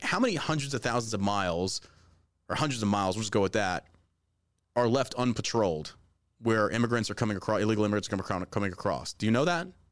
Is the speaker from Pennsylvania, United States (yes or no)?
no; Beaumont, Texas, United States; also born or lived in Galveston, Texas; I was born in Galveston, and I grew up in Beaumont, Texas